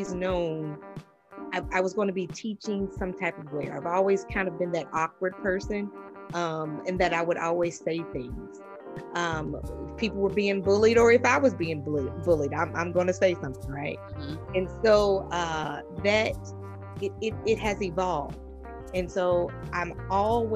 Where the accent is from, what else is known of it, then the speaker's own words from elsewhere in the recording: the North, United States; moved away; also born or lived in the South; I grew up in the North. I moved to the South.